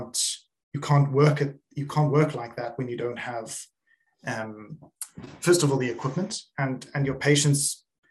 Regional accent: South Africa; I was born in South Africa

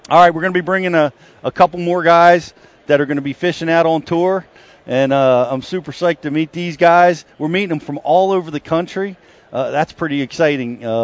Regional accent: Peachtree Corners, Georgia, United States; I'm from Peachtree Corners, Georgia.

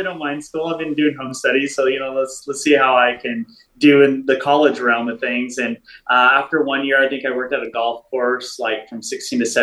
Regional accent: Paso Robles, California, United States; moved away as an adult; also born or lived in Ventura, California; now in Texas, United States; I actually grew up in Paso Robles, California

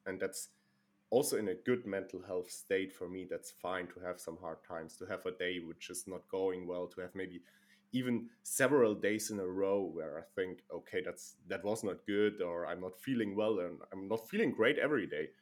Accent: Germany; I'm living and born in Germany

